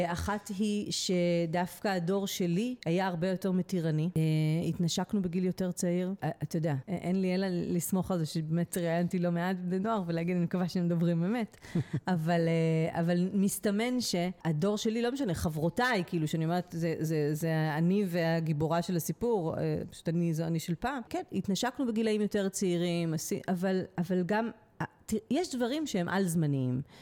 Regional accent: Netanya, Central District, Israel; בתור ילדה שגדלה בנתניה

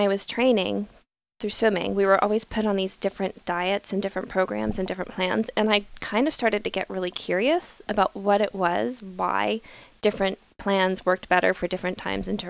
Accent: Arizona, United States; I grew up in Arizona.

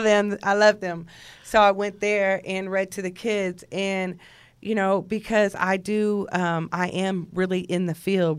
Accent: Jersey Village, Texas, United States; I'm from Jersey Village, Texas

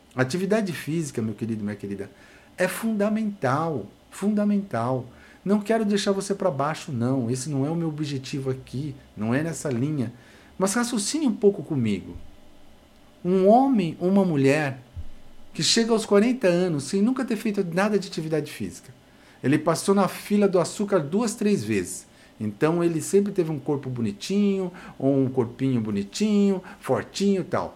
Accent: Brazil; somos brasileiros

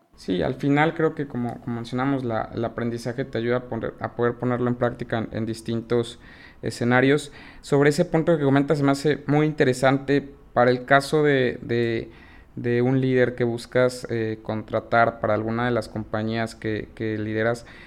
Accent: Mexico; como mexicanos

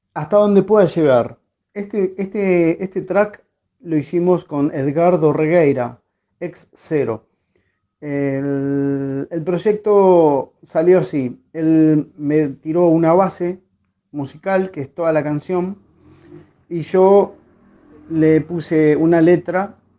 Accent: Montevideo, Uruguay; de Sayago, Montevideo, Uruguay

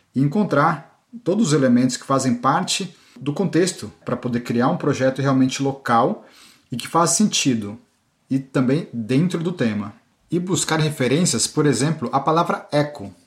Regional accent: Brazil; also born or lived in Cergy, France; now in France; como brasileiros que somos

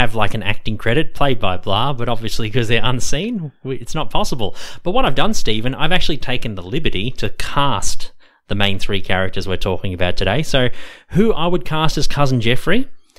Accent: Ukraine; And probably people are probably wondering, what's the Seinfeld reference? I come from Ukraine.

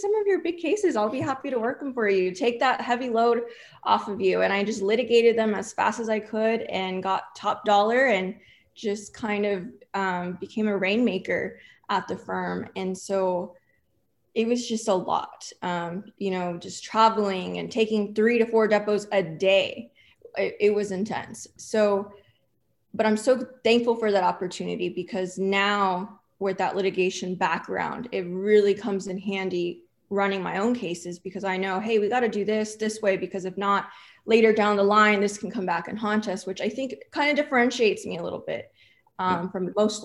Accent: Corpus Christi, Texas, United States; first language English; now in Houston, United States; I am from Corpus Christi, Texas, which is a breeding ground for personal injury attorneys.

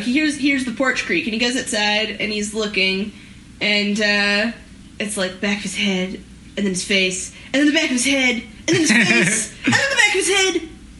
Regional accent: Canada; as a Canadian

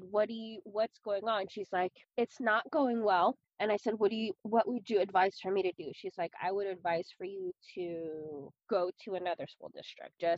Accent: Milpitas, California, United States; moved away as an adult; also born or lived in Daly City, California / Redwood City, California / Antioch, California; now in Arizona, United States; I grew up in Milpitas and then I moved to Daly City

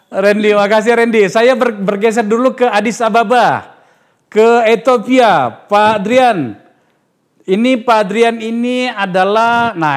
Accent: Padang, West Sumatra, Indonesia; Kalau saya Padang.

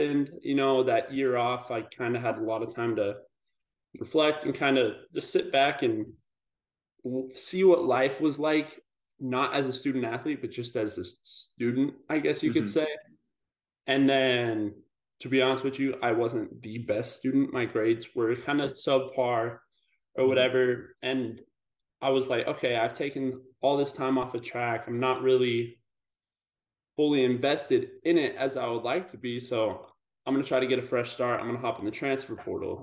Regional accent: Pueblo, Colorado, United States; moved away as an adult; also born or lived in Boulder, Colorado / Arizona; I grew up in Colorado in this town. It's called Pueblo, Southern Colorado. So I was there for the first 20 years of my life

